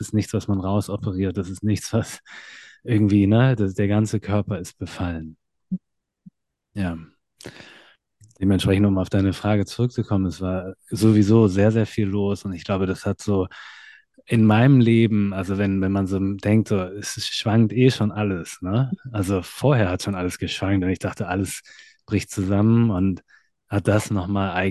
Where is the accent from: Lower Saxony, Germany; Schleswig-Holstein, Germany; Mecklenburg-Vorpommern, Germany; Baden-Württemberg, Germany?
Lower Saxony, Germany; Hanover; ich komme ursprünglich aus Hannover